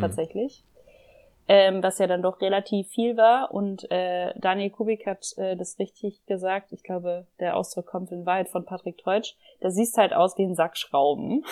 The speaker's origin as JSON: {"language": "German", "country": "Germany", "moved": "as an adult", "lives_now": "Vienna, Austria", "said": "ich komme aus Deutschland ähm, und wohne jetzt"}